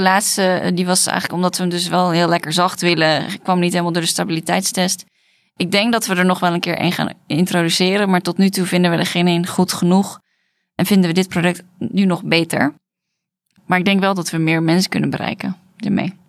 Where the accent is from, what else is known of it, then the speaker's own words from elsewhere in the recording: Netherlands; wij komen uit Nederland